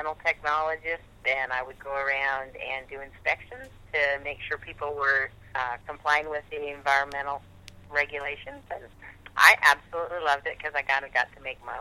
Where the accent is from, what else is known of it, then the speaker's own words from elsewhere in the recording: Ogden, Utah, United States; also born or lived in Preston, Idaho; I was born in Preston, Idaho. But then shortly afterwards, we moved to Ogden, Utah, where I grew up